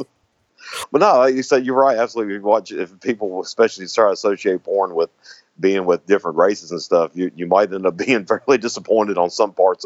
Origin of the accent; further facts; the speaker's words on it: the South, United States; accent: Southern; I'm from the South, of course. I have a Southern some Southern accent.